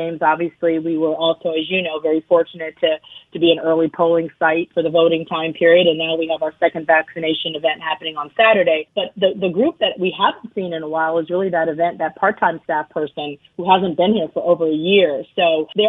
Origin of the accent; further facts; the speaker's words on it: Baltimore, Maryland, United States; also born or lived in Ohio; now in Charlotte, United States; I'm from Baltimore. I grew up in Baltimore.